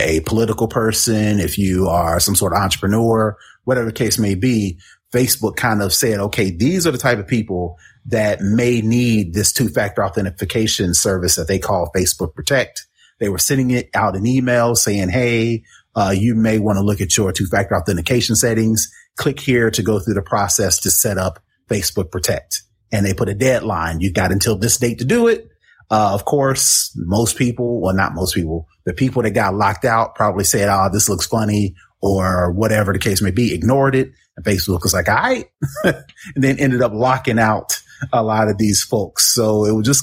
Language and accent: English; Indianapolis, Indiana, United States; I'm from Indianapolis.